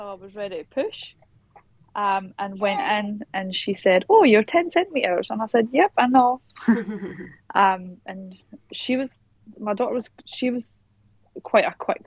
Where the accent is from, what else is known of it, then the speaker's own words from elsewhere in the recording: Scotland, United Kingdom; moved away as an adult; now in Perth, Australia; So I am originally from Scotland, but I live in Perth, Western Australia now, and I have done for the last